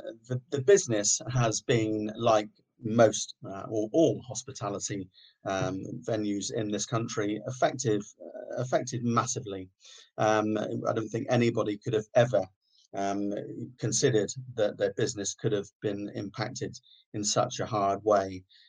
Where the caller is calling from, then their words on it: Sidmouth, South West England, United Kingdom; I'm calling from the Clock Tower in Sidmouth.